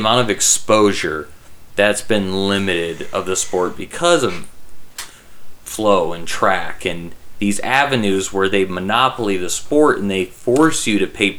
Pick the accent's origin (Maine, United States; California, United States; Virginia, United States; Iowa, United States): Iowa, United States; Carroll; Okay, we're from Carroll.